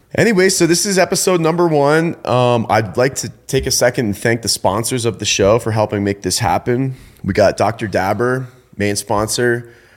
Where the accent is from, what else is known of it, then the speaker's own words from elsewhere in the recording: Ontario, Canada; moved away as an adult; also born or lived in Eugene, Oregon; I grew up in Canada, in, um, Ontario, Canada, and I went to school there